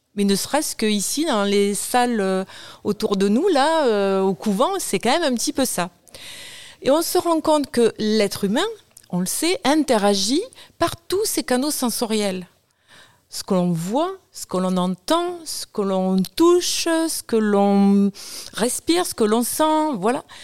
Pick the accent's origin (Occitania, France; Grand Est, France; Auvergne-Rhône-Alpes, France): Occitania, France; Toulouse; je suis toulousaine, je suis née à Toulouse aussi, je travaille à Toulouse